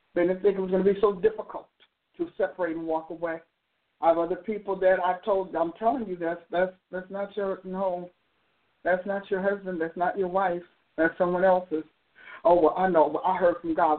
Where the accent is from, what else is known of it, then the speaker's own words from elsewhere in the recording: New Jersey, United States; moved away; I'm from New Jersey